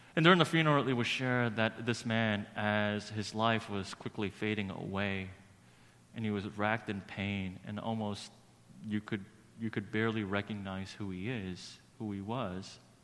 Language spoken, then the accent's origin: English; New York City, New York, United States; growing up in Brooklyn